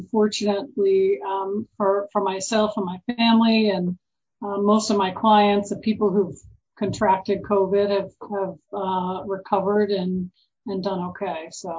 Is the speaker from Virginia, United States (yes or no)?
yes; Virginia, United States; So I'm originally from Virginia.